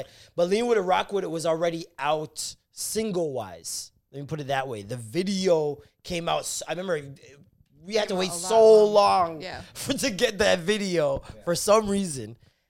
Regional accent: Canada; as a Canadian

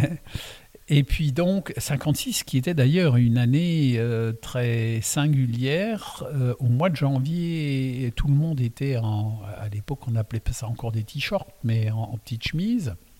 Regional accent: Alsace, Grand Est, France; first language Alsatian; French is a second language; je suis né donc en Alsace euh, quand je suis arrivé, ma langue maternelle, c'est l'alsacien

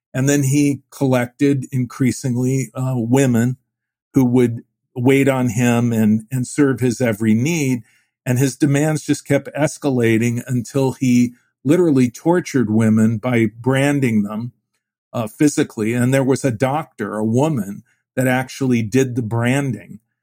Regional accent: Phoenix, Arizona, United States; also born or lived in Cleveland; Phoenix was a small city. My family moved there in, in nineteen fifty-six from Cleveland

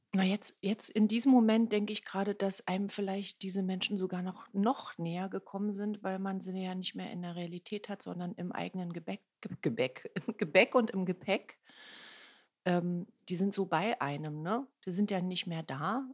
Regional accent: Berlin, Germany; Ich bin gebürtige Ostberlinerin

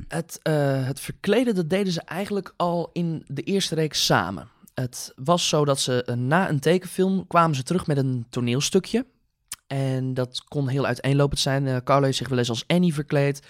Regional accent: 's-Hertogenbosch, North Brabant, Netherlands; geboren en getogen in Sertogenbos

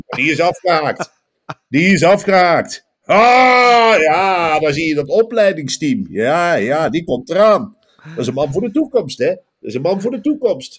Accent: Velp, Gelderland, Netherlands; Bij ons in Velp

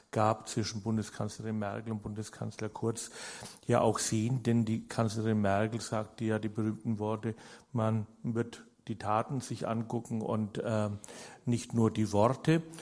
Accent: Germany; Ich bin kein Österreicher und kann das sozusagen, ich sehe es aus einer anderen Warte, sie ist aus der Warte eines deutschen Beobachters.

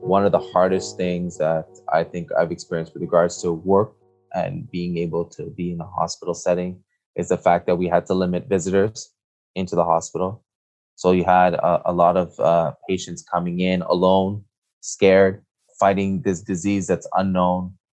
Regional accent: Montreal, Quebec, Canada; I am born and raised in Montreal, Quebec, Canada.

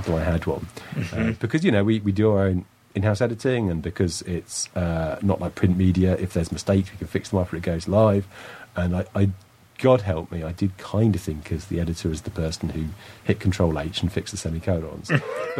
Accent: United Kingdom; I'm British

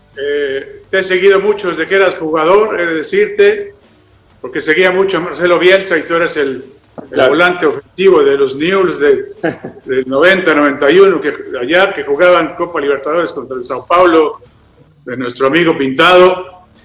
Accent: Mexico; somos mexicanos

